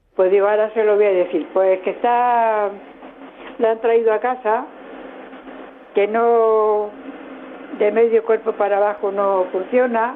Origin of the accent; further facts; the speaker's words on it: Jaén, Andalusia, Spain; yo soy de Jaén.